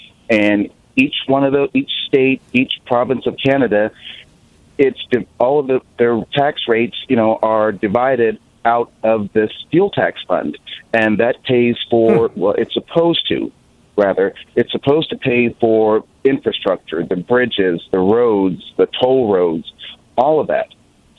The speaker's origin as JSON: {"language": "English", "region": "California", "country": "United States", "tie": "born or raised there", "moved": "yes", "lives_now": "Fort Worth, United States", "said": "I'm in a red state, but I grew up in California"}